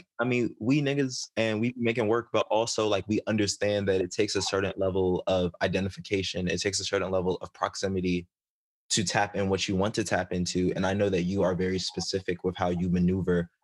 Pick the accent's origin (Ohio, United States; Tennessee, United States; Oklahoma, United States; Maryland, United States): Maryland, United States; I grew up in Maryland